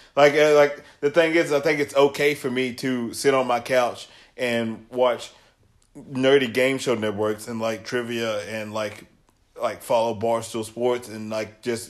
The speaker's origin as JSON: {"language": "English", "area": "Trousdale County", "region": "Tennessee", "country": "United States", "tie": "born or raised there", "said": "so I grew up in Trousdale County. Obviously, it's a small country town"}